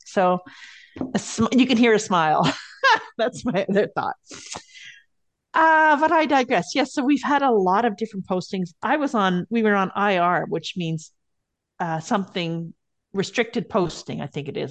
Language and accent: English; Montreal, Quebec, Canada; moved away; also born or lived in Kingston / Winnipeg / Colorado Springs / Germany; I grew up in Montreal